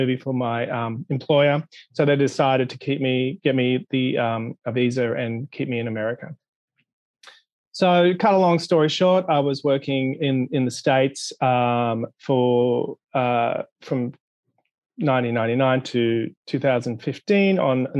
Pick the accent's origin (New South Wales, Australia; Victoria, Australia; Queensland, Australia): New South Wales, Australia; Sydney; I was born in Australia, in Sydney, Australia, and I did an undergraduate degree in the late 80s